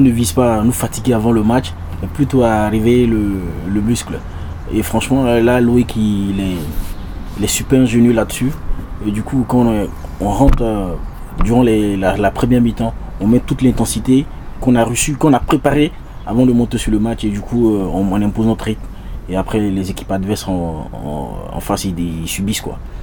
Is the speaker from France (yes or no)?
no; Burkina Faso; nous sommes des Burkinabés